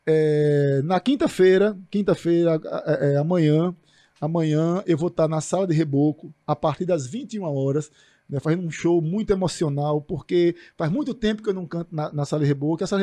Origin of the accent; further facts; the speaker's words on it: Northeast Region, Brazil; Então, assim, eu sou nordestino com muito orgulho por causa disso, porque nós somos fortes.